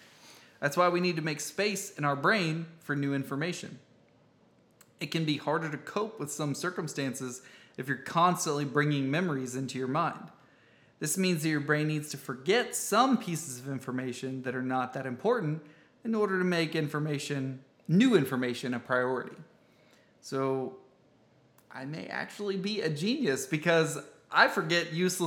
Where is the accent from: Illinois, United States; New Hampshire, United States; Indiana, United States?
Indiana, United States; Actually, I grew up in Indiana.